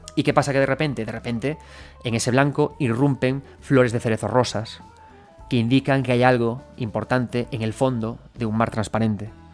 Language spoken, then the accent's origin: Spanish; Galicia, Spain; soy gallego